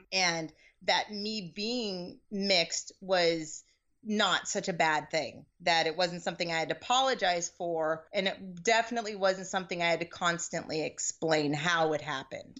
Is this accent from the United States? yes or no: yes; Seattle, Washington, United States; moved away as an adult; also born or lived in Boston; now in California, United States; I come from Seattle originally, moved to Boston for college, had some kids while I was there and, uh, moved to California.